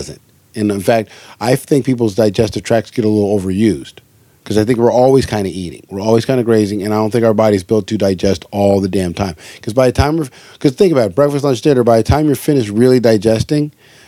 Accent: Hawaii, United States; because growing up in Hawaii, fish wasn't it was like a staple.

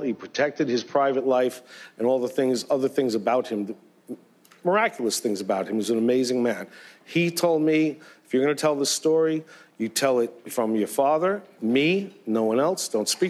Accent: New York, United States; I'm an Italian from New York.

